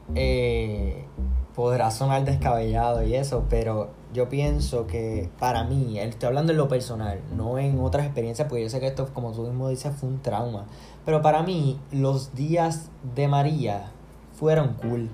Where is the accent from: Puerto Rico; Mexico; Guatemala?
Puerto Rico; mi pueblo, en Macao